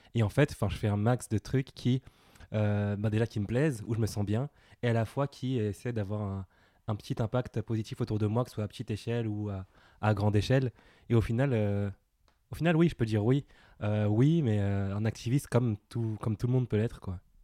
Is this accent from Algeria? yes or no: no; Villepinte, Île-de-France, France; j'ai grandi à Villepinte, je suis né à Villepinte, euh, en banlieue parisienne.